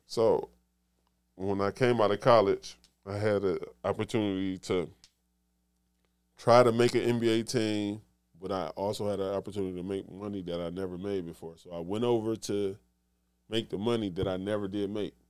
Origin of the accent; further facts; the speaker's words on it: Detroit, Michigan, United States; I come from Detroit